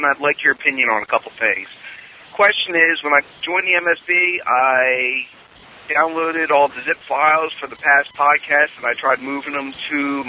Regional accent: Levittown, Pennsylvania, United States; now in Maine, United States; I'm currently living in Maine, was born and raised in Levittown, Pennsylvania in September of 72

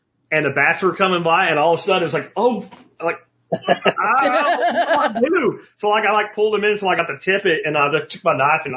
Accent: Pennsylvania, United States; now in Dallas-Fort Worth, United States; I grew up in Pennsylvania

